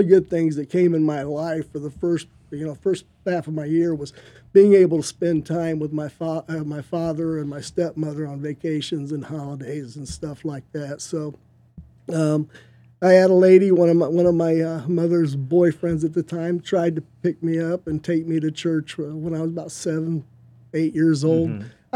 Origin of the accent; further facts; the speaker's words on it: Illinois, United States; moved away; I'm not from around here. I was born and raised in Illinois